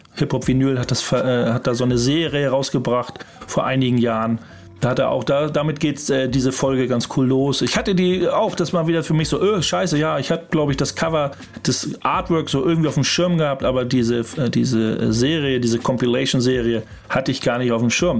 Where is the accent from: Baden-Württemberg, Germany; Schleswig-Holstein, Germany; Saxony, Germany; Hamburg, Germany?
Hamburg, Germany; wir kommen aus Hamburg